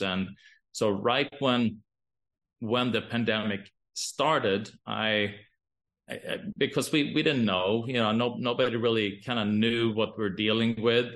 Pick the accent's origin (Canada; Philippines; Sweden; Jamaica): Sweden; now in Boise, United States; I'm, I'm from Sweden